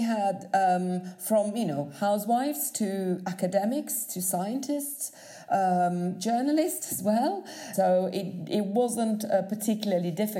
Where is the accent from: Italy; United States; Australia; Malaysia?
Italy; Milan, Lombardy; moved away as an adult; now in United Kingdom; I am Italian. I come originally from Milan.